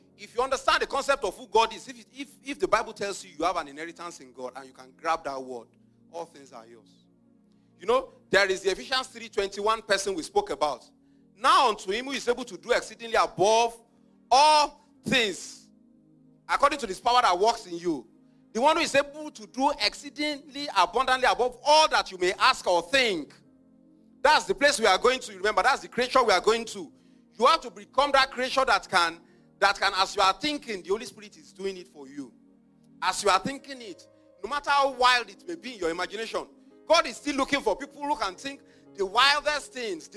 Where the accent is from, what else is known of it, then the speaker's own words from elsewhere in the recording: Nigeria; I grew up in Nigeria